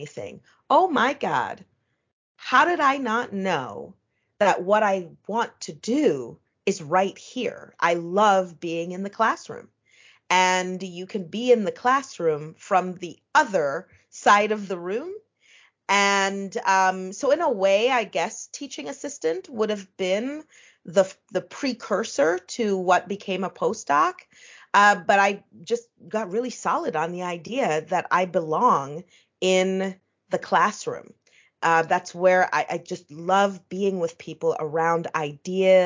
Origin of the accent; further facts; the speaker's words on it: Ottawa, Ontario, Canada; now in New York, United States; the town that I grew up in Ottawa, Canada